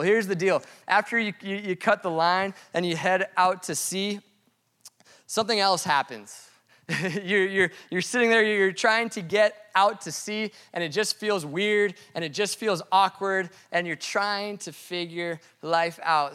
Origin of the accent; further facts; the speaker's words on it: Colorado, United States; moved away; he's from Colorado. And I, I am too